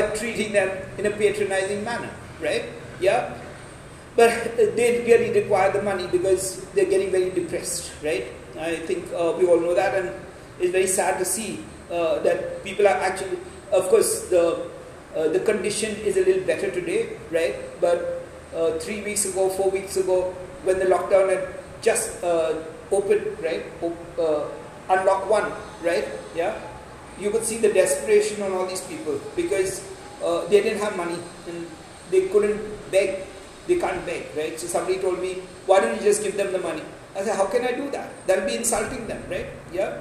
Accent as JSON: {"language": "English", "country": "India"}